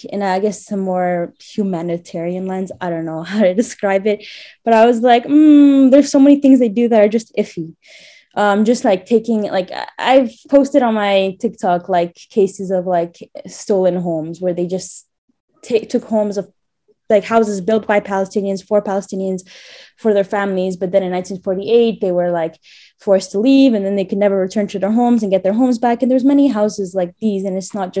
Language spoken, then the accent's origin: English; Montreal, Quebec, Canada; moved away as an adult; now in Jerusalem, Israel; I was born in Canada